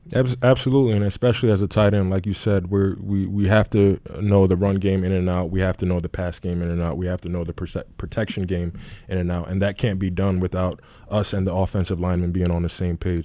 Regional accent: New York City, New York, United States; moved away; also born or lived in Jacksonville; born and raised in the Bronx from New York City

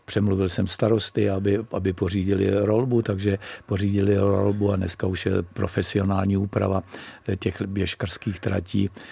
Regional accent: Střezimíř, Central Bohemian Region, Czechia; moved away as an adult; now in Sedlec-Prčice, Czechia; já pocházím ze Střezimíře, což je asi dvanáct kilometrů od Monince.

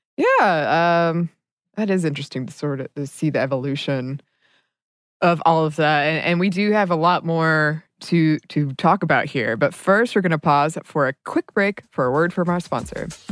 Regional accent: Dahlonega, Georgia, United States; I grew up in Dahlonega, and Dahlonega is a college town

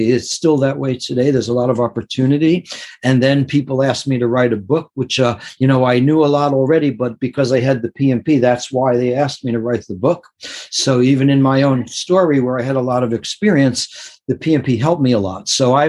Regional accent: New York City area, United States; growing up in the New York City area, you see some amazing things

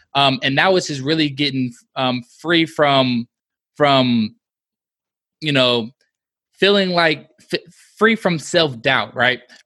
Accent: Midwest, United States; we're from the Midwest, and we say y'all too

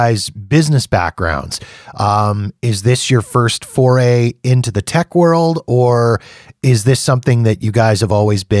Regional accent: Canada; Even as a Canadian

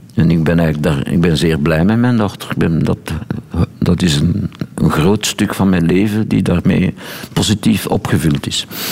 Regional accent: Boom, Flanders, Belgium; moved away; Als ik nu naar mijn geboortestreek rijd

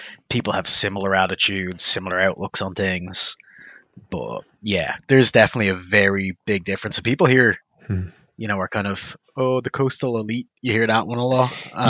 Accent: Dublin, Leinster, Ireland; now in Oklahoma, United States; North Dublin the whole time.

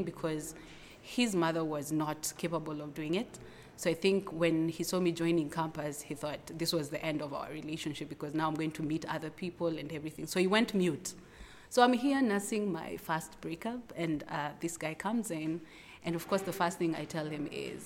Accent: Nairobi, Kenya; And I'm from Kenya, Nairobi.

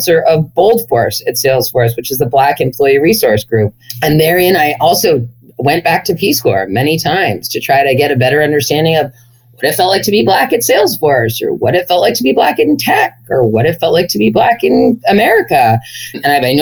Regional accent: Berkeley, California, United States; as a white, relatively privileged girl growing up in Berkeley, California

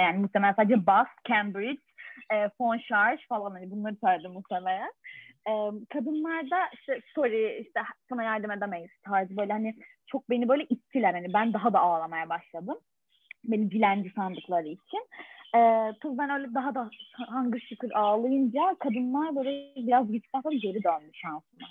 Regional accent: Turkey; Türk kültüründen de geldiğimiz için

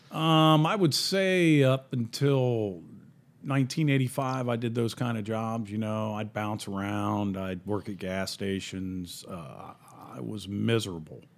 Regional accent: Columbus, Ohio, United States; moved away; also born or lived in Mount Vernon, Ohio / Irving, Texas; I grew up in Columbus, Ohio, and my family was all American

